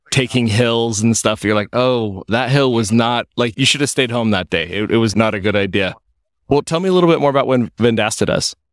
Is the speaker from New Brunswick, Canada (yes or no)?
no; Saskatoon, Saskatchewan, Canada; I'm from Saskatoon